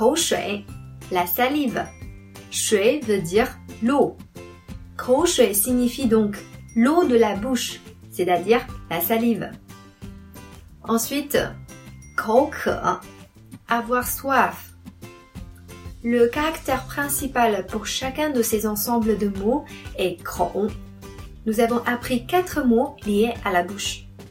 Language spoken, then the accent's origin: French; China; first language Chinese; French is a second language; mon pays et à ma langue maternelle